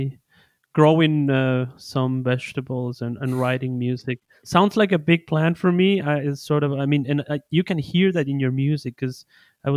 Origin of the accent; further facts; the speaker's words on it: Ecuador; moved away as an adult; also born or lived in Germany; I am from Ecuador. I live in Europe too